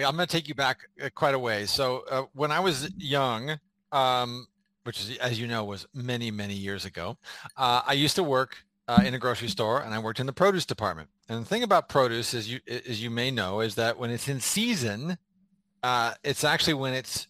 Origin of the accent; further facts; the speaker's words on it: San Diego, California, United States; is I grew up in San Diego. I was always a Cowboy fan. I was a Cowboy fan before I ever moved to San Diego. So I went to like junior high and high school in San Diego.